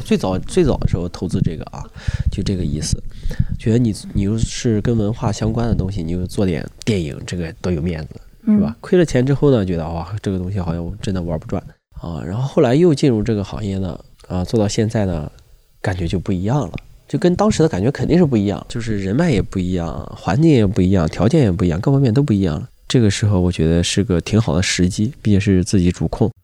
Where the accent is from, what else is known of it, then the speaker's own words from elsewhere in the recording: Shandong, China; 我们山东人讲话就是撑不开了